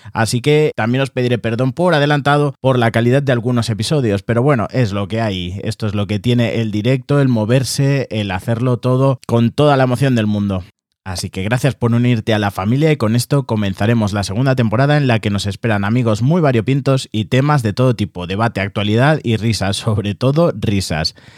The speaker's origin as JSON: {"language": "Spanish", "town": "Barcelona", "region": "Catalonia", "country": "Spain", "moved": "as an adult", "lives_now": "Madrid, Spain", "said": "Soy de Barcelona, pero actualmente resido en Madrid por cuestiones laborales y creativas."}